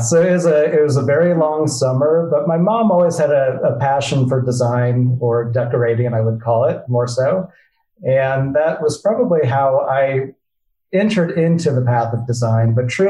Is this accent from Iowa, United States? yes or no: yes; Iowa, United States; moved away as an adult; also born or lived in Chicago; Yeah, so certainly growing up in Iowa is a unique experience.